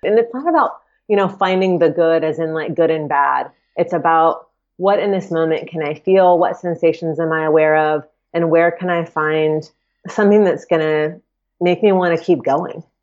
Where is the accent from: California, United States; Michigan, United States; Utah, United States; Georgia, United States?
Georgia, United States; Atlanta; I grew up in Atlanta and I lived in town, so in the Atlanta proper